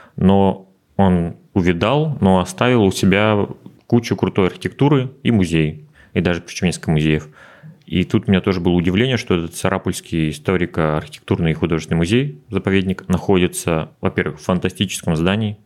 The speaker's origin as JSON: {"language": "Russian", "region": "Udmurtia", "country": "Russia", "tie": "born or raised there", "moved": "as an adult", "lives_now": "Moscow, Russia", "said": "вернулся в родную республику на время"}